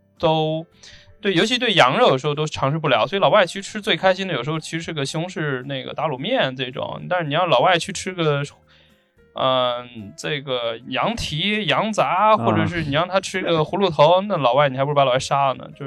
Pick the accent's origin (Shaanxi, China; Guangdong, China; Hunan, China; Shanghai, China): Shaanxi, China; Xi'an; 你像我们西安人啊